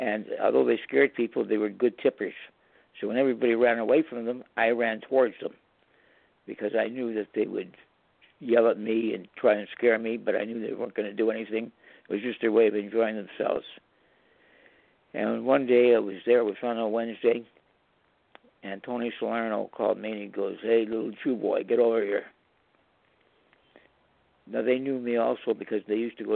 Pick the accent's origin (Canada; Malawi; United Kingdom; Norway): Canada; I'm a Canadian